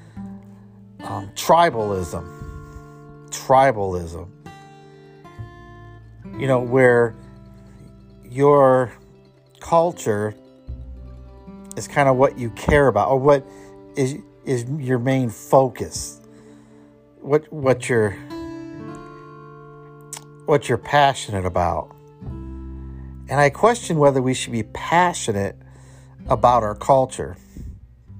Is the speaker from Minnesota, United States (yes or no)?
no; Cleveland, Ohio, United States; born or raised there